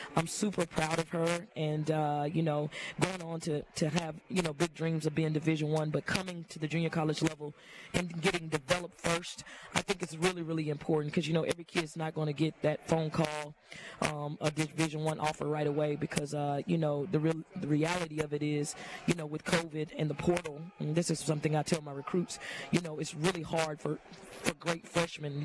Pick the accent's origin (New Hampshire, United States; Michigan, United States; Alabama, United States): Alabama, United States; Mobile; also born or lived in Montgomery, Alabama; growing up in Mobile and going to high school there